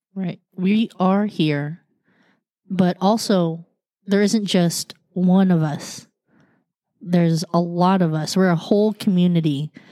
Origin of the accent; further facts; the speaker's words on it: United States; I was born here